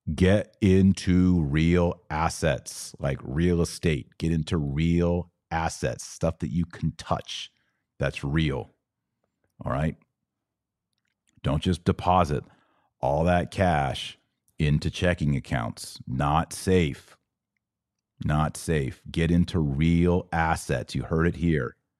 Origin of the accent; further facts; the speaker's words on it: Texas, United States; I'm from Texas